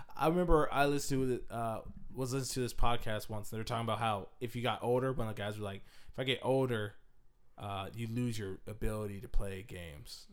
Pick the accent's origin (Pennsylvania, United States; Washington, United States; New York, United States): Washington, United States; I'm from Washington State